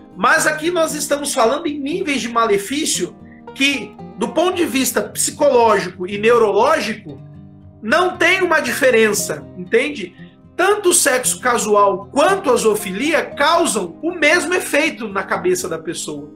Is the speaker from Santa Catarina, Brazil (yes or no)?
no; Votuporanga, São Paulo, Brazil; eu sou aqui de Votuporanga, interior de São Paulo.